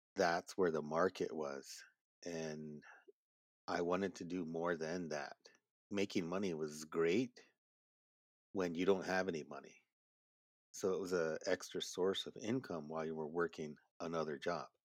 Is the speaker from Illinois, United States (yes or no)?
no; Marty, South Dakota, United States; I am Oglala Lakota, I grew up at Marty, South Dakota